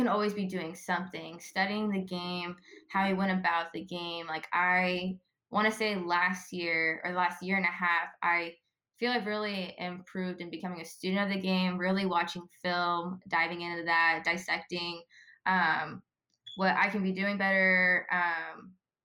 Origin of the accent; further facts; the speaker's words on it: Ventura, California, United States; moved away as an adult; I loved growing up in Ventura